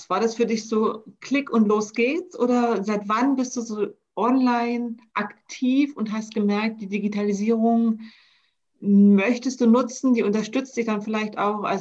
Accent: Berlin, Germany; Wenn ich jetzt bei uns Nürnberg Bayreuth sehe oder ich komme ja aus Berlin, da gibt es ja alles.

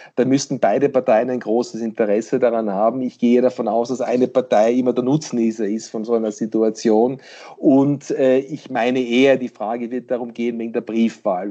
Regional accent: Pennsylvania, United States; dort wo ich herkomme, in Pennsylvania

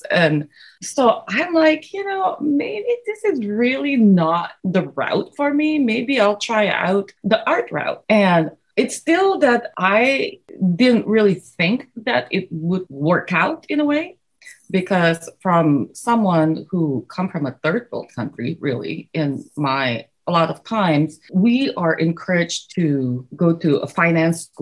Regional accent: Indonesia; I was one of those kids who never really stopped drawing. I grew up in Indonesia.

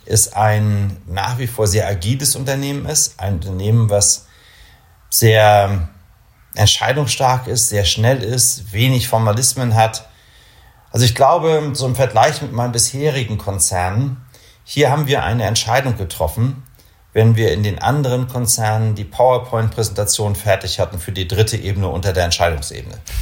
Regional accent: Kiel, Schleswig-Holstein, Germany; also born or lived in Augsburg / Munich; now in Bremen, Germany; ich bin Norddeutscher, kein Bremer. Ich komme aus Kiel.

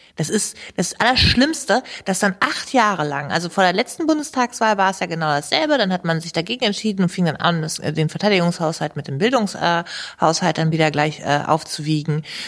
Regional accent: Hanover, Lower Saxony, Germany; also born or lived in Gehrden; aus meinem Heimatstadtteil

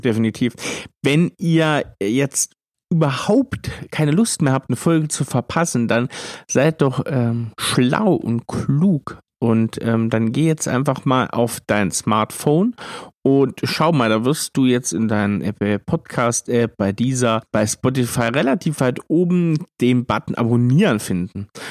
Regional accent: Thuringia, Germany; ich bin Thüringer

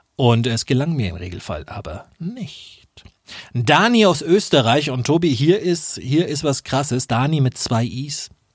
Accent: Nuremberg, Bavaria, Germany; als Nürnberger

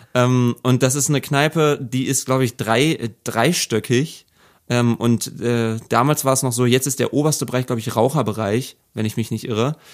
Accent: Braunschweig, Lower Saxony, Germany; moved away as an adult; also born or lived in Peine; now in Hanover, Germany; in die Straßen meiner Heimat gefahren sind, in denen ich die ersten 20 Jahre aufgewachsen bin

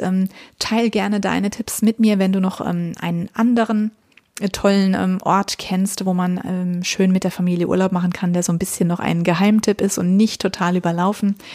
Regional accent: Germany; Bei uns in Deutschland sagt man das so.

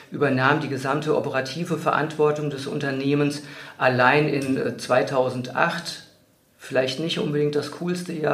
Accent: Wiesbaden, Hesse, Germany; fand mich dann als Personaldisponent in einer ganz kleinen Niederlassung in meiner alten Heimatstadt in Wiesbaden wieder.

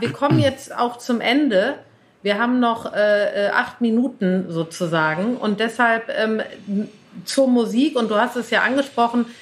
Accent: Cologne, North Rhine-Westphalia, Germany; moved away as an adult; now in Berlin, Germany; bin ich aufgewachsen in Köln

